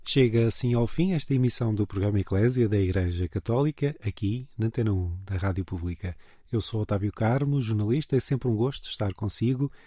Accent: Madeira, Portugal; eu sou madeirense

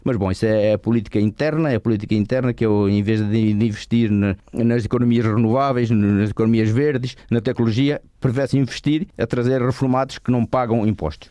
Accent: Portugal; now in Switzerland; somos portugueses

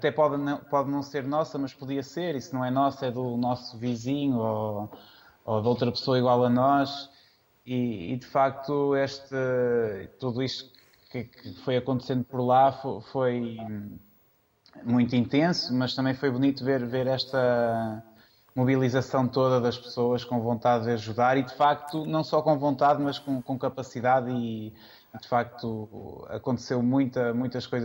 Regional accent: São João da Madeira, Norte, Portugal; Eu sou de São João da Madeira.

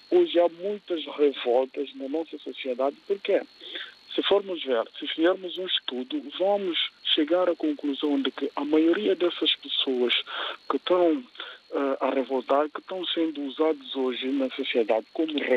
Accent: Guinea-Bissau; as experiências da minha terra, nesse caso a Guiné-Bissau

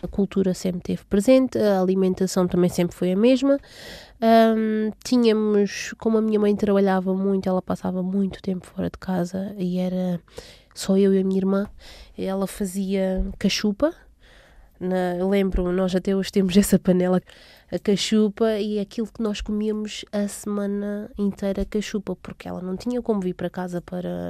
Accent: Portugal; also born or lived in Água Grande, São Tomé and Príncipe; Nasci em São Tomé e Príncipe. Acredito que tenha sido em Água Grande, assim, na, na, no distrito de Água Grande. Vivi lá até aos meus sete anos, portanto vim para Portugal com, em 1997

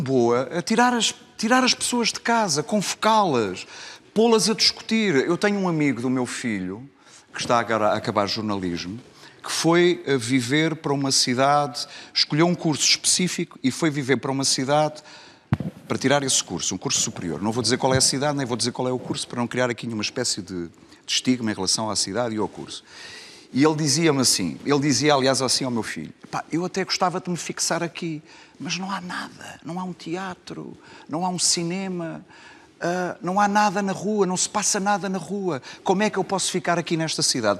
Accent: Lisbon, Portugal; minha cidade, que é Lisboa, apesar de tudo. Apesar de eu ter uma costela não faz, minhota

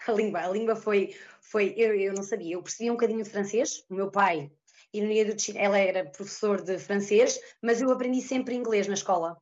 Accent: Trás-os-Montes, Portugal; moved away as an adult; also born or lived in Azores / Ribeira Grande; now in Switzerland; Eu sou transmontana

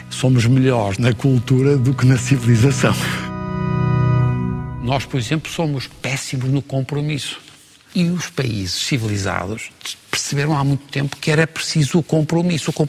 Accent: Porto, Porto District, Portugal; Ah, sou do Porto.

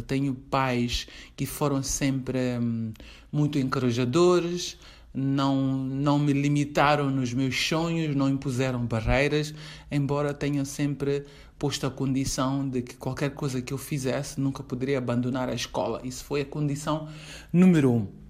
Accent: Mozambique; sou moçambicana

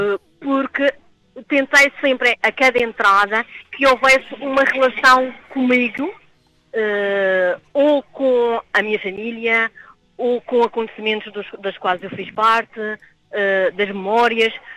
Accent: Porto Santo, Madeira, Portugal; da minha terra de, de nascimento

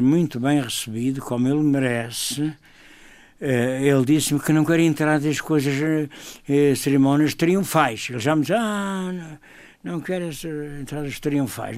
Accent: Madeira, Portugal; eu como padre, como madeirense

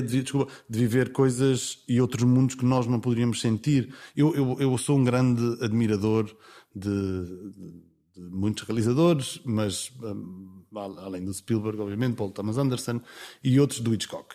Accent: Vila Franca do Campo, Azores, Portugal; accent: Micaelense; eu sou de São Miguel e, e cresci com pronúncia

